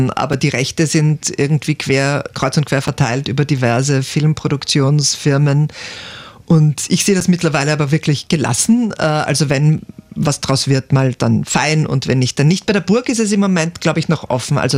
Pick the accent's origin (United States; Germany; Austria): Austria; Perchtoldsdorf, Lower Austria; Aufgewachsen im Berchtoldsdorf.